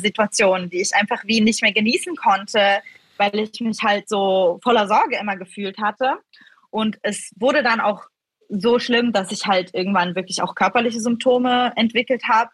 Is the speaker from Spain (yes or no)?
no; Switzerland; accent: not a strong Swiss accent; Ich bin in der Schweiz aufgewachsen